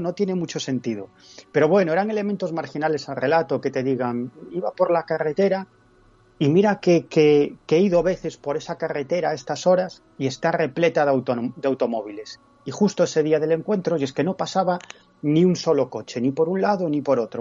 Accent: Galicia, Spain; en mi tierra, en Galicia

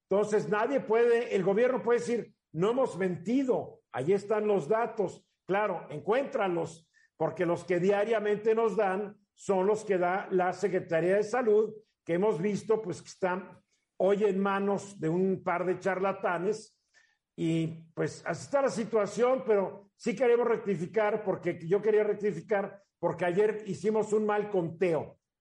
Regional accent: Mexico

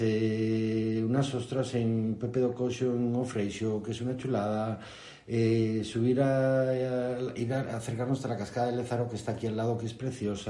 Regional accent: Lugo, Galicia, Spain; moved away as an adult; also born or lived in Noya; now in Noia, Spain; llegamos a Noya hace seis años, somos de Lugo

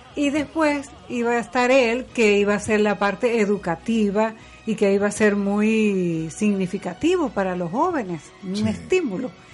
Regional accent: Venezuelan Andes, Venezuela; yo soy andina, nosotros los andinos

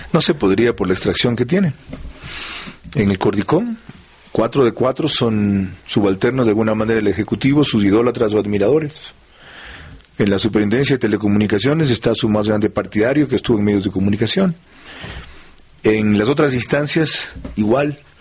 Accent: Manabí, Ecuador; en mi tierra, en Manaví

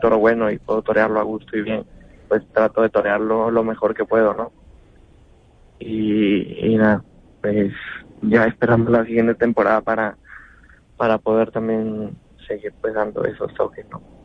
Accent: Lima, Peru; now in Spain; nacido también en Perú y, y, tenga muchísimo aprecio en mi tierra

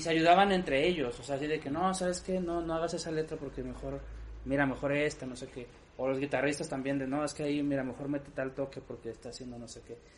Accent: Mexico; orgullo como mexicano

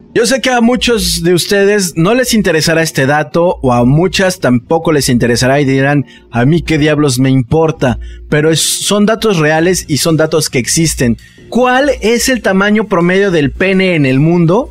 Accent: Guadalajara, Jalisco, Mexico; soy de Guadalajara

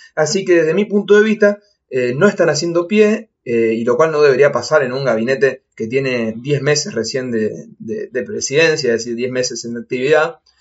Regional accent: Argentina; en este país nada cambia, hacemos siempre lo mismo

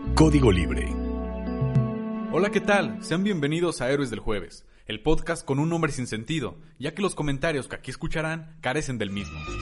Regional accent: Mexico; yo vengo de un rancho que se llama Las Ranas

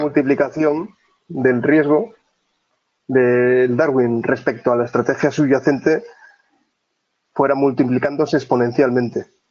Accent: Oviedo, Asturias, Spain; Soy, soy de Oviedo, del Principado de Asturias, y vivo, vivo en Oviedo también

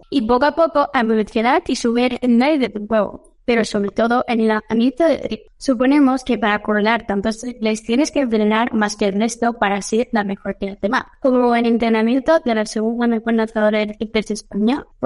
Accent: Spain; imagínate ya soy siendo española con tantas niñas muy buenas

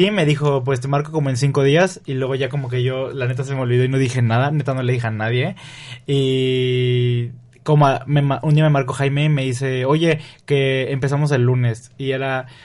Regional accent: Río Verde, San Luis Potosí, Mexico; soy de Río Verde. Y de ahí me fui a estudiar a San Luis Potosí en la universidad.

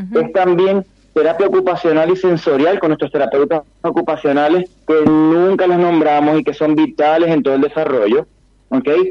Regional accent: Venezuela; yo que soy venezolano

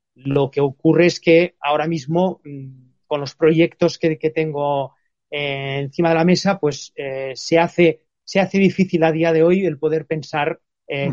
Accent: Spain

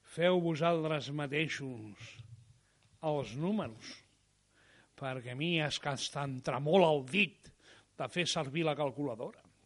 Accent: Catalonia, Spain

